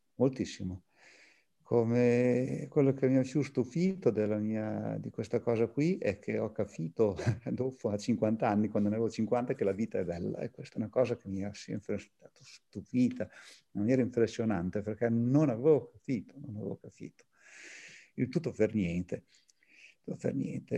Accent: Bologna, Emilia-Romagna, Italy; sono bolognese

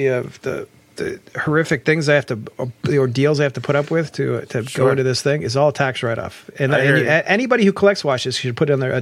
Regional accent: Columbus, Ohio, United States; moved away; I'm from Columbus

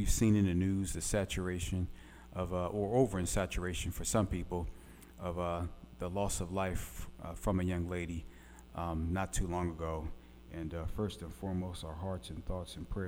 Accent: Philadelphia, Pennsylvania, United States; now in Little Rock, United States; growing up in Philadelphia

